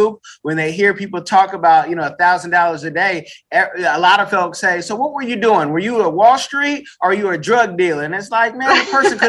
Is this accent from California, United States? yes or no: yes; Oakland, California, United States; I'm from the Bay Area, Oakland, California, East Oakland